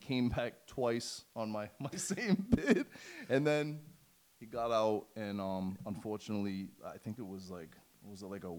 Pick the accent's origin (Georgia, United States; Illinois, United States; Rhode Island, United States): Rhode Island, United States; Woonsocket; also born or lived in Blackstone, Massachusetts; I grew up in the same area. I grew up in Blackstone and Woonsocket. … comes from Woonsocket.